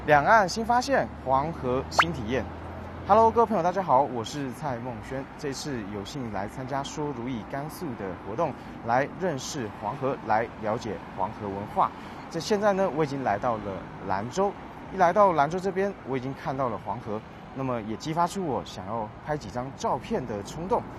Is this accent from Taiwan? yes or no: yes; Taiwan; 我是来自台湾的